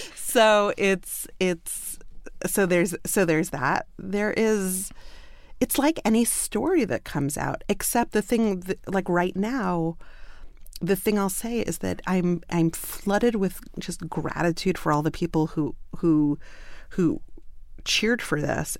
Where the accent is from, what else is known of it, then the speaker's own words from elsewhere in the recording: New York City, New York, United States; moved away; I'm from Brooklyn